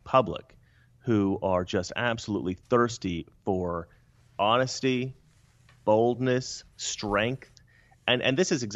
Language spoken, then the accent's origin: English; Oregon, United States; now in Los Angeles, United States; Growing up in Oregon